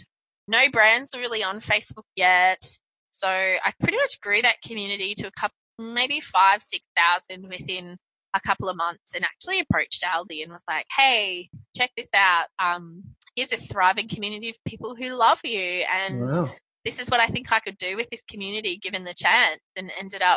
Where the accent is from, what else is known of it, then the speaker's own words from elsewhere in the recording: Brisbane, Queensland, Australia; I grew up in Brisbane, mm-hmm. Australia